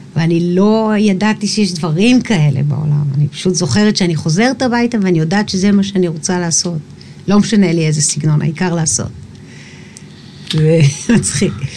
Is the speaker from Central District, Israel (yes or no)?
no; Eilat, Southern District, Israel; גדלתי באילת